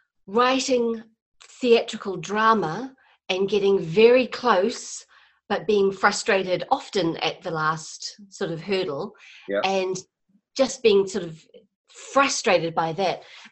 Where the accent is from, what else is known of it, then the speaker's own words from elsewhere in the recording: New Zealand; moved away; Although, I'm from New Zealand originally. I've been here for like 15 years, and so I'm fairly settled.